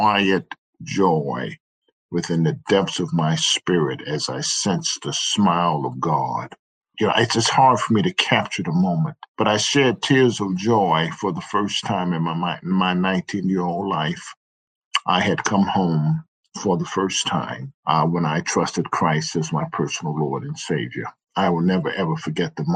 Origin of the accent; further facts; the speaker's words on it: Chicago, Illinois, United States; I grew up on the south side of Chicago. So I'm a south sider.